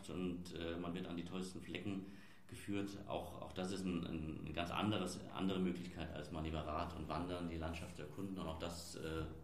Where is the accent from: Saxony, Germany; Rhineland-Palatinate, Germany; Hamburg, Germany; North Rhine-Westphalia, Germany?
Rhineland-Palatinate, Germany; Mainz; Dann ist es für mich persönlich als, als Mainzer auch so ein bisschen der, der Rheinstrand auf der anderen Seite.